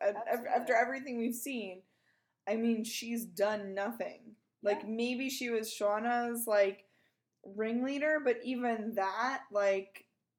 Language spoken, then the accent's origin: English; Garden City, United States; Garden City. And I was like, ah, that's where I'm from. And it is a quiet little town.